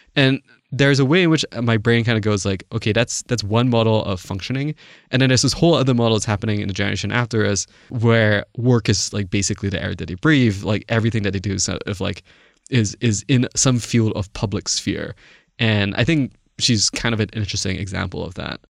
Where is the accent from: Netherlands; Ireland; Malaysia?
Malaysia; moved away; I didn't grow up in the States. I, I grew up in Malaysia.